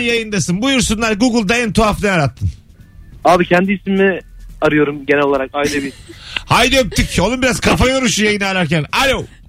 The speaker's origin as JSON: {"language": "Turkish", "region": "Kahramanmaraş", "country": "Turkey", "tie": "born or raised there", "said": "kendi memleketim, Kahramanmaraş'ta"}